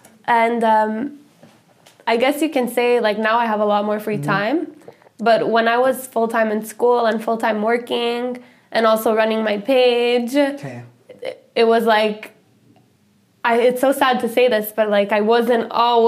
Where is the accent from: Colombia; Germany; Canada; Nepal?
Canada; Montreal, Quebec; So I'm born and raised in Montreal.